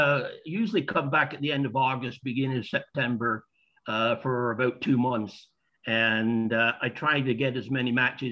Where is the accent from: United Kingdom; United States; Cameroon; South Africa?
United Kingdom; Accrington, North West England; now in Canada; I'm originally from Accrington, but been in Canada for over 50 years or close to 50 years. Yeah, the accent, it does come back when I get to Accrington